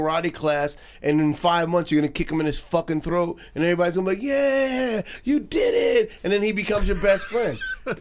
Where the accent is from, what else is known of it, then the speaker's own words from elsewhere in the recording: New York, United States; I'm a New Yorker.